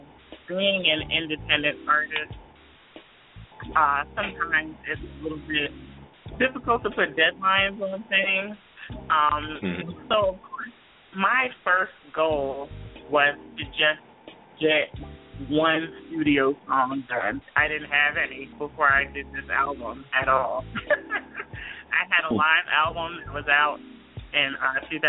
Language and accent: English; New Jersey, United States; also born or lived in Philadelphia; now in Los Angeles, United States; I'm originally from South Jersey.